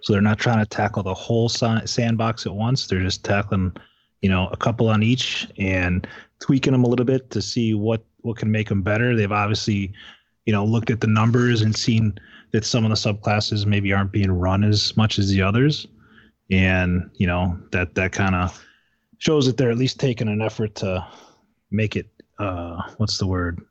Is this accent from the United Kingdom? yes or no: no; Michigan, United States; I grew up in Michigan